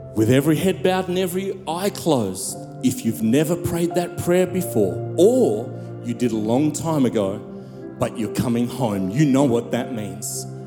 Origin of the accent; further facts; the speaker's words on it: South Africa; I'm from South Africa.